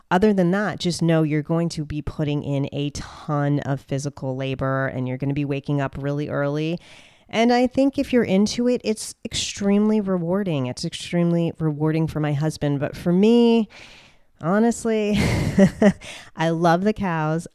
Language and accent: English; New Jersey, United States; moved away; I'm from the Sopranos, Jersey Shore state of New Jersey, right next to New York. And I grew up in a suburban area